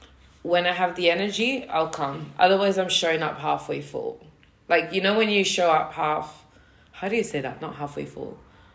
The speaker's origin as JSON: {"language": "English", "country": "Jamaica", "said": "I invited Leslie on Jamaican Independence Day. I'm Jamaican."}